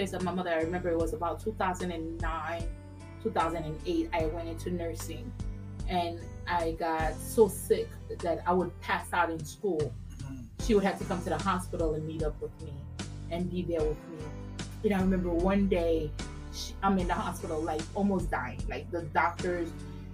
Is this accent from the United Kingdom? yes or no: no; Haiti; moved away; I was raised in Haiti